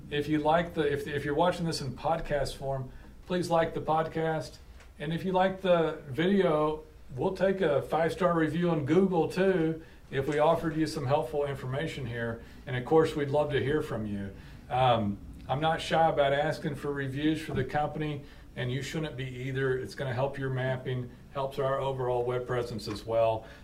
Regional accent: Muskogee, Oklahoma, United States; I'm in, uh, you know, I'm in, uh, I'm …

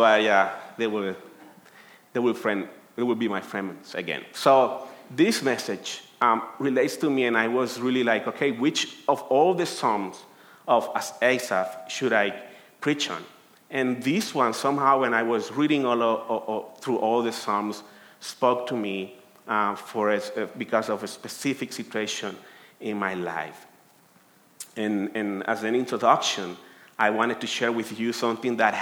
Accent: Colombia; English is a second language; moved away as an adult; now in United States; I'm from Colombia, and I have been here in the United States for 13 years

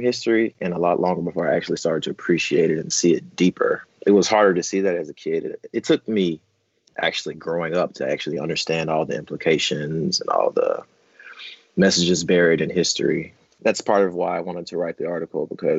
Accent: Memphis, Tennessee, United States; I'm from Memphis, Tennessee, USA

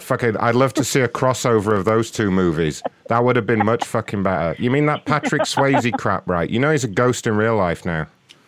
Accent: London, United Kingdom; now in United States; I'm from London originally, but I work for AMC now, so I live in America.

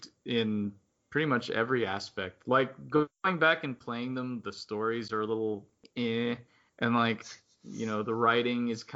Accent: South Florida, United States; since I grew up in South Florida

